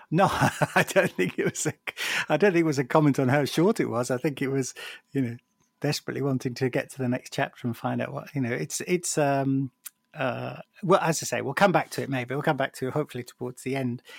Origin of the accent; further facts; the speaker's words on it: Lancashire, North West England, United Kingdom; I was born in Lancashire